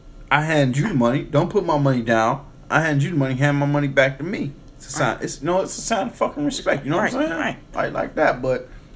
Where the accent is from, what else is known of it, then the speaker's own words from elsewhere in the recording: Detroit, Michigan, United States; Like I grew up in Detroit when the motherfucking Kroger was on Michigan and Schaefer.